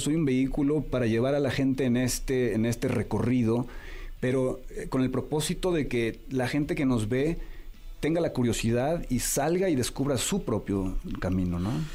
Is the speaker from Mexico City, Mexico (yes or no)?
no; San Miguel de Allende, Guanajuato, Mexico; also born or lived in Puerto Vallarta, Jalisco; ahí crecí en San Miguel de Allende